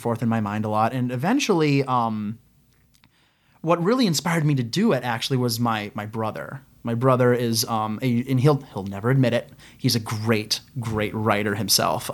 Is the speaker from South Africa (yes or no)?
no; Ohio, United States; I'm a kid from Ohio.